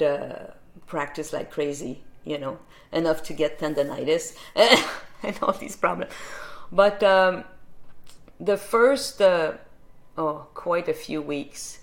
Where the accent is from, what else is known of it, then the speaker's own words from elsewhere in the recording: Saint-Césaire, Quebec, Canada; my hometown of Saint-Césaire in Quebec. That's on the south shore of Montreal